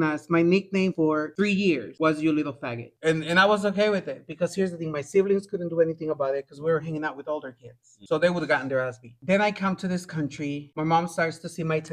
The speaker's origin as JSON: {"language": "English", "country": "Guatemala", "tie": "born or raised there", "said": "I was born in Guatemala."}